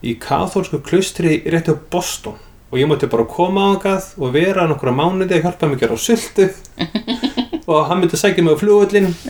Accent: Iceland; ég er frá Íslandi

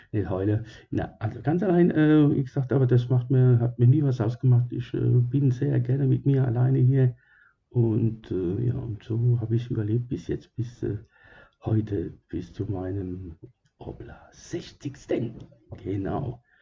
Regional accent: Germany; also born or lived in Sicily, Italy; Äh, ich äh, wurde geboren in Sizilien, ja. Das war vor langer, langer Zeit, ich glaube vor 300 Jahren. Und äh, ja, und als ich ähm, dann zwei Jahre jung war, wurde ich gegangen gekommen nach Germany.

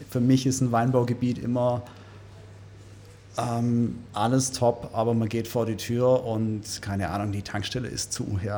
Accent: Stuttgart, Baden-Württemberg, Germany; also ich bin für mich jetzt echt sehr äh, wohl in Stuttgart und das ist meine Heimat

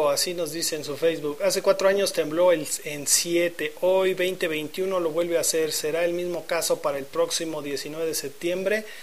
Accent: Guerrero, Mexico; soy del estado de Guerrero.

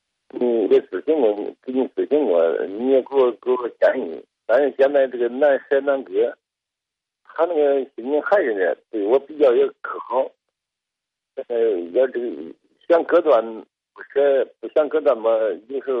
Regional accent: Kaifeng, Henan, China; 我是开封的，我是六十多岁，

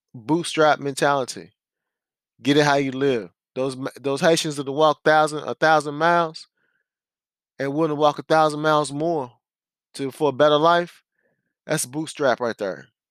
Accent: United States; being an American

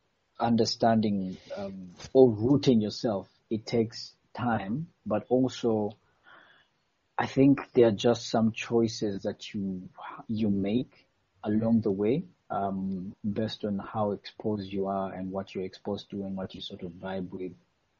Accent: Eastern Region, Uganda; Because I'm Mugwere

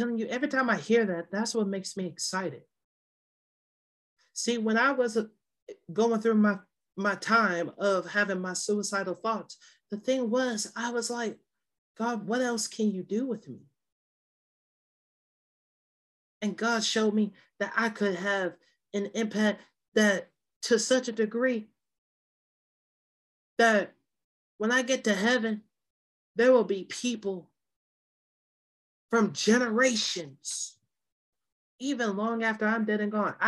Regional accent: Virginia, United States; moved away; I used to do Young Life back in my home state of Virginia

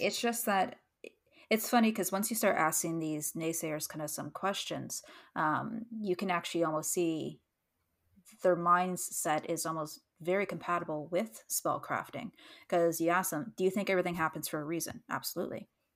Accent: Canada; as a Canadian

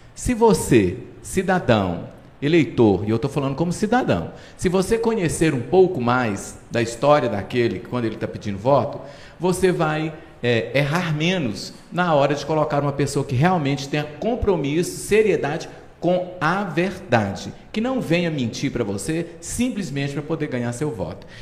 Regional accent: Patos de Minas, Minas Gerais, Brazil; Curraleiro, que é onde eu nasci

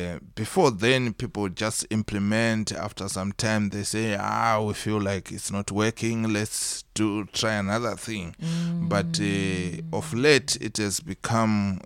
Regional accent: Mutoko, Mashonaland East, Zimbabwe; also born or lived in Harare, Zimbabwe; I was born in Zimbabwe. Uh, that's where I did my uh, primary and secondary education

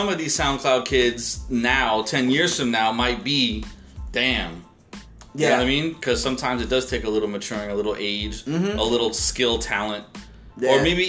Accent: Brooklyn, New York, United States; Yo, in the day, I'm from Brooklyn, what? Now it's from, I'm from Brooklyn.

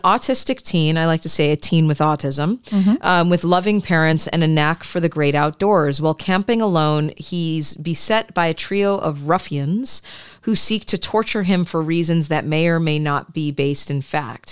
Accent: Midwest, United States; I grew up in the suburbs. Uh, I grew up in the Midwest

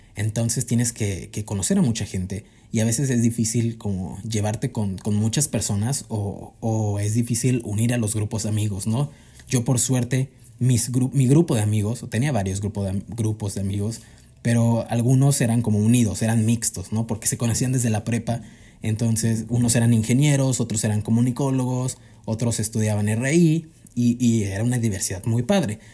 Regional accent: Cuernavaca, Morelos, Mexico; moved away as an adult; now in Mexico City, Mexico; Yo soy de Cuernavaca

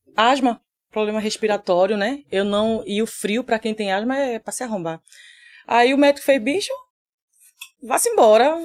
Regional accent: Recife, Pernambuco, Brazil; also born or lived in São Paulo; eu tô aqui desde os três anos de idade

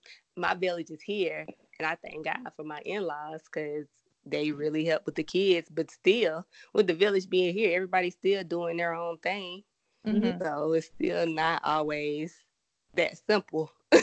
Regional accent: Georgia, United States; also born or lived in South Carolina; I wasn't born here, but raised here. Now my family was here. I was born somewhere else. Then my family was moving back when we moved back to Georgia.

